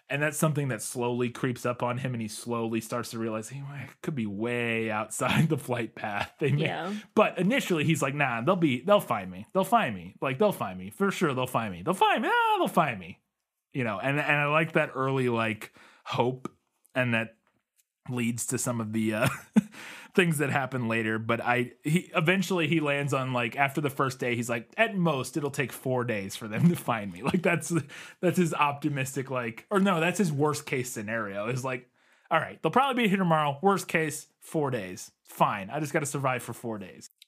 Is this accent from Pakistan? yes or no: no; United States; As an American